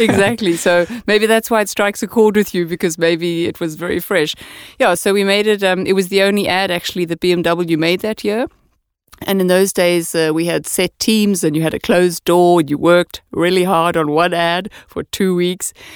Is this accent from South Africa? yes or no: yes; South Africa; moved away as an adult; also born or lived in Amsterdam, Netherlands; now in Denmark; I'm from South Africa, so I say ya a lot